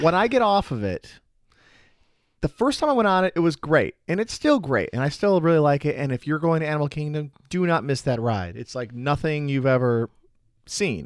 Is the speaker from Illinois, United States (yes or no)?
yes; Chicago, Illinois, United States; now in Florida, United States; I'm from Chicago